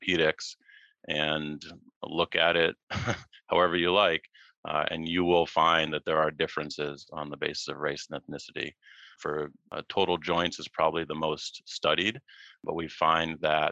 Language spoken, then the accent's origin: English; Massachusetts, United States; moved away as an adult; also born or lived in Baltimore; now in Hawaii, United States; I grew up in Massachusetts